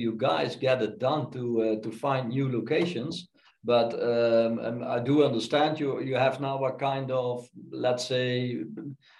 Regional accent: Netherlands; moved away; also born or lived in Frankfurt am Main; the Netherlands, my home country

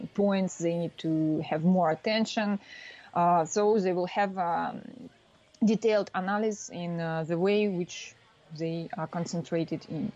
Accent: Russia; moved away as an adult; now in France; I'm from Russia, but uh, now I'm working in France

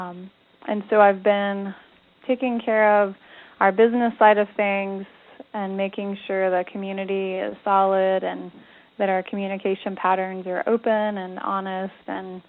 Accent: East Tennessee, United States; grew up in East Tennessee, the very northeast tip of the state

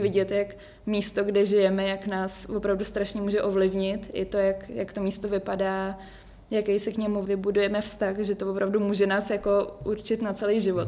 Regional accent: Prague, Czechia; moved away as an adult; now in Marseille, France; já jsem prožila celý život v Praze

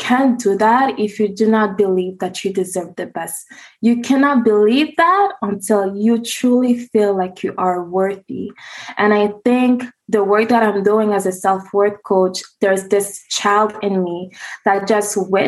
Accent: Montreal, Quebec, Canada; I was born and raised in Montreal, Quebec

